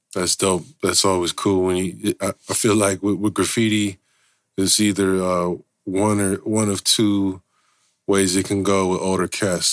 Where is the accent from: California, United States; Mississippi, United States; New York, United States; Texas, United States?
California, United States; San Francisco; growing up in Frisco